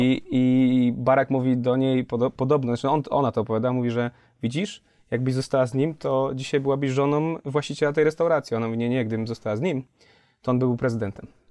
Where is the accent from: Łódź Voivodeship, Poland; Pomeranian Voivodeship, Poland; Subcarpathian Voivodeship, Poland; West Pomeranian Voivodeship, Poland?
Łódź Voivodeship, Poland; Kutno; ja pochodzę z Kutna.